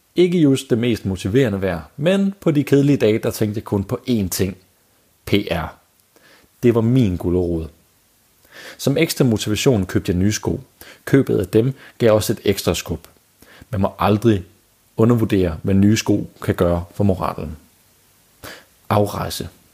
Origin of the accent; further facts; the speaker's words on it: Denmark; som danskere